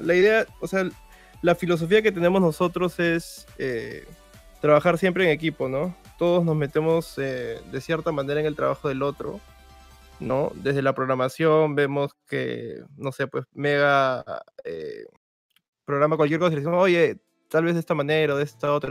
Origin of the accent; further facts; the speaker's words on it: Peru; somos de Perú los dos